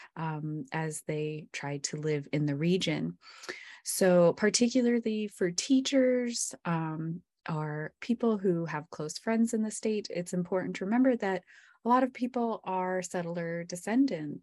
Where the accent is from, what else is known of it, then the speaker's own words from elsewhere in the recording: Emmett, Idaho, United States; When I was growing up in Emmett